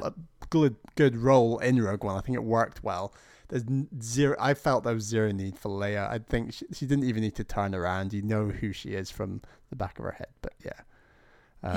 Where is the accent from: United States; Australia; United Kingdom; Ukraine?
United Kingdom; as a Brit